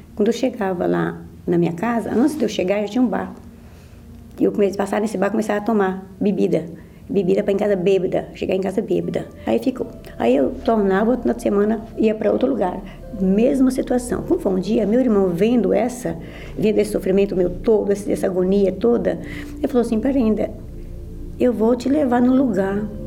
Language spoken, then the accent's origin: Portuguese; Minas Gerais, Brazil; sou de Minas Gerais e vim de uma família humilde, trabalhava, na roça